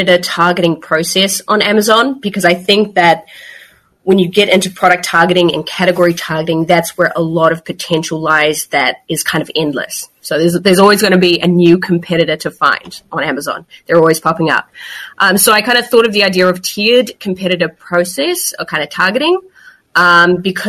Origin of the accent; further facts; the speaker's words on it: New Zealand; moved away as an adult; now in Barcelona, Spain; I'm originally from New Zealand, but as you mentioned, located in Barcelona at the moment, have been in Europe for about 4 or 5 years.